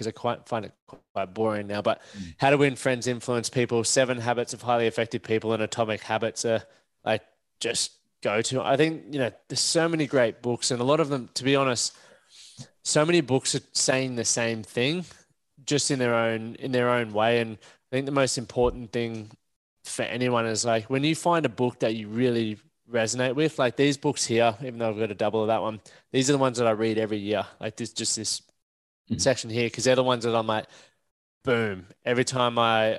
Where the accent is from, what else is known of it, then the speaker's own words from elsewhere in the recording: Toowoomba, Queensland, Australia; we grew up in Toowoomba